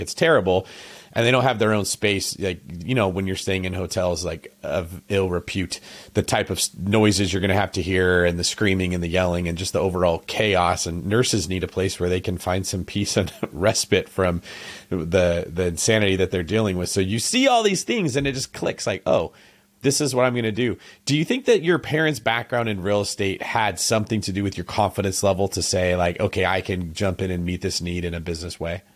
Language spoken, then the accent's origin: English; Manteca, California, United States; moved away; I'm from Antica, which is, like, twenty minutes away from Modesto.